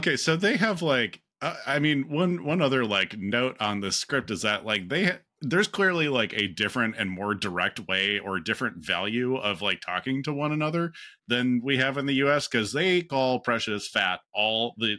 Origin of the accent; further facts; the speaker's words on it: United States; as an American